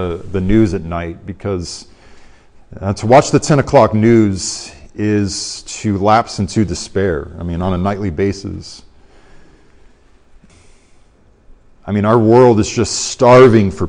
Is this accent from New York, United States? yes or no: no; Arizona, United States; moved away; also born or lived in Orlando, Florida; I'm from Arizona, as you guys know. I lived in the Orlando area for many years